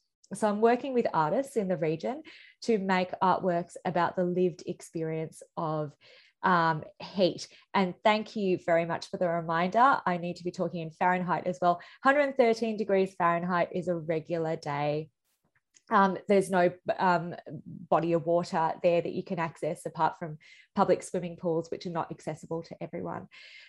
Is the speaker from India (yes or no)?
yes; India; now in Australia; I'm a migrant myself. I'm an Indian Australian.